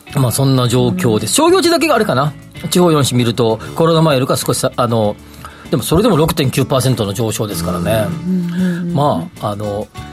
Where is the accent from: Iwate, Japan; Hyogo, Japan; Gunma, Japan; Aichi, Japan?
Hyogo, Japan; Kobe area; そっち出身